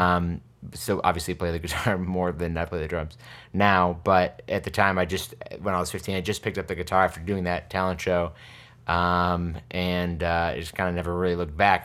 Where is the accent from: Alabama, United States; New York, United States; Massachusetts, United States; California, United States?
New York, United States; New Hartford; moved away as an adult; also born or lived in Albany, New York / Bushwick, New York City; now in New York City, United States; I grew up in New Hartford, and then when I was nineteen, my parents moved back to Albany